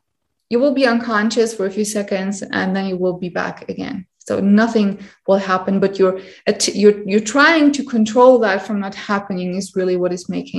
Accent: India; English is a second language; Hi, I'm from India.

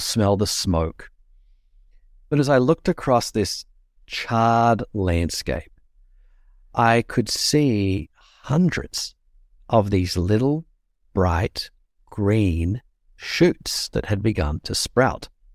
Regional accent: Australia; accent: Australian; my accent is Australian

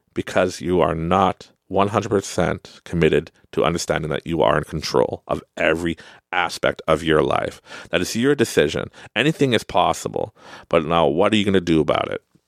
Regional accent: Canada; accent: Canadian; You can hear my Canadian accent

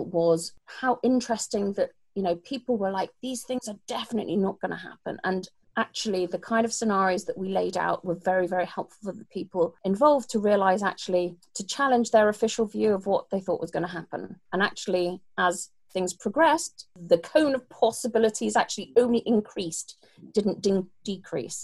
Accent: United Kingdom; accent: British; I'm British

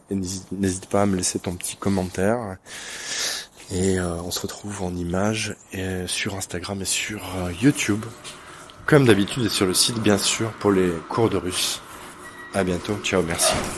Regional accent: France; Je suis français

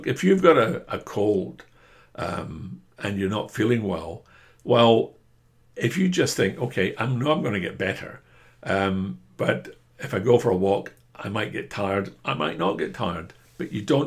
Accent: Scotland, United Kingdom; I'm a Scotsman

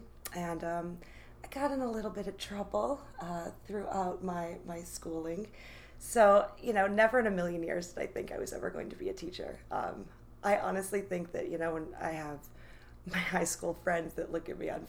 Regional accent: New York, United States; now in Washington, United States; I am originally from New York, moved all over the world, and somehow landed in Washington because it's the most beautiful place ever.

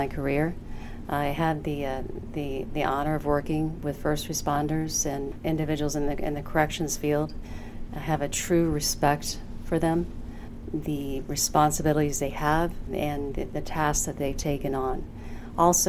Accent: Florida, United States; now in Michigan, United States; Born and raised in Florida

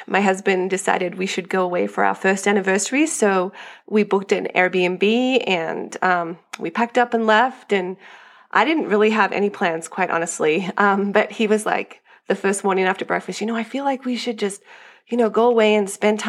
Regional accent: Australia; moved away as an adult; now in Colorado, United States; I am from Australia.

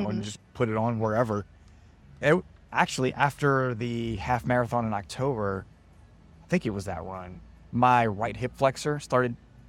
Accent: New Orleans, Louisiana, United States; I grew up in New Orleans

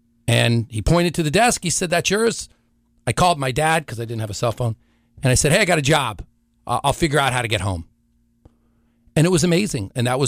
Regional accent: Washington, District of Columbia, United States; Well, I was born and raised in Washington, D.C., to a second-generation Italian immigrant who became an FBI agent, my father

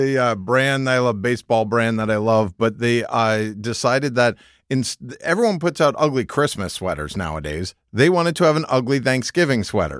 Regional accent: Northeast, United States; I will say, growing up in the Northeast, you know, they do actually grow cranberries up there.

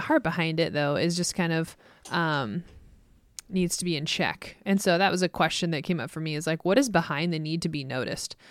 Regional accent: Midwest, United States; growing up in the Midwest

